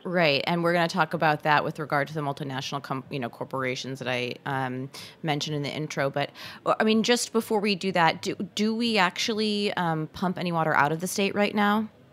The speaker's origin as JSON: {"language": "English", "region": "Michigan", "country": "United States", "said": "a fellow Michigander"}